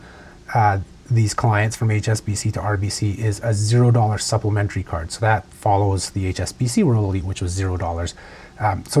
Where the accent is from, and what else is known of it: Canada